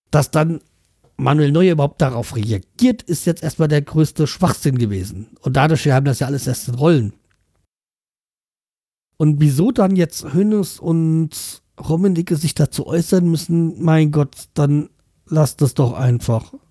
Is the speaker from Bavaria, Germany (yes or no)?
no; North Rhine-Westphalia, Germany; ich bin ein Kind des Ruhrgebiets. Da antwortet man auf die Frage nach Nationalität mit Schalke, Dortmund oder Bochum.